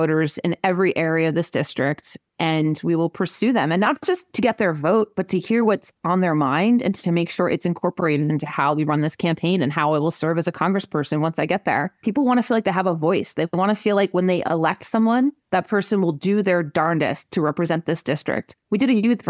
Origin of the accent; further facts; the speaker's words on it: Hunterdon County, New Jersey, United States; also born or lived in Ireland / Germany / Oxford, England; I grew up in Hunterdon County